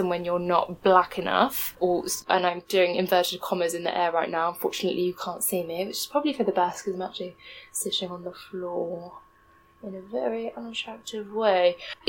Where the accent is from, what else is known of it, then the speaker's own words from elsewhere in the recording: South East England, United Kingdom; also born or lived in India (ancestry); I'm British. Yeah, I was born and raised in England. But yeah, I am Indian. My roots are in India.